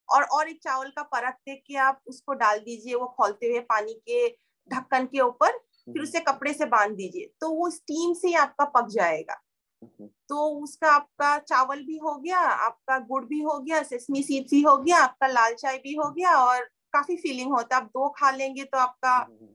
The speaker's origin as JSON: {"language": "Hindi", "town": "Kokrajhar", "region": "Assam", "country": "India", "said": "मैं जहाँ से बिलोंग करती हूँ कोकराचार साइड"}